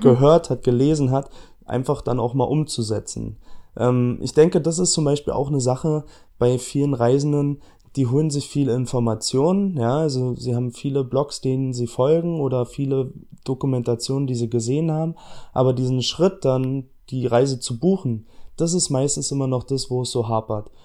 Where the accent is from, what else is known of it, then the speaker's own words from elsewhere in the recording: Berlin, Germany; ich komme aus Berlin, ja, also ich bin hier geboren, ich bin hier aufgewachsen